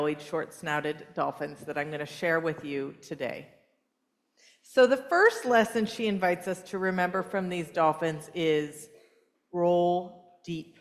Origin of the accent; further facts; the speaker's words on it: California, United States; moved away; also born or lived in San Francisco Bay Area; I grew up in California. I was raised in Southern California and the Bay Area, both of them